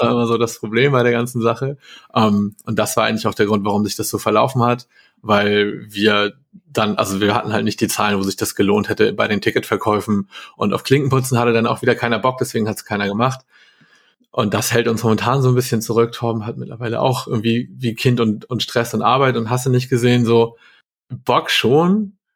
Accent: Hamburg, Germany; ich komme aus Hamburg

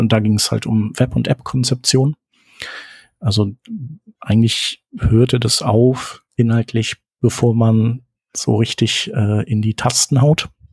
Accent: Germany; als Deutscher

